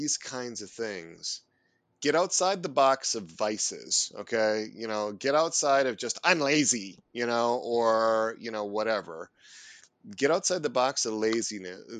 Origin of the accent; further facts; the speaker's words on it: Neenah, Wisconsin, United States; I grew up in a little town called Nina, not far from Green Bay. And there's a huge cultural aspect of the Packers when you grow up in East Central Wisconsin